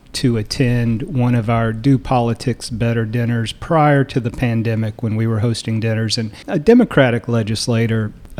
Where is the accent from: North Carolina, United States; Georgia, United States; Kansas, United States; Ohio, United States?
North Carolina, United States; Duplin County; I'm from Duplin County.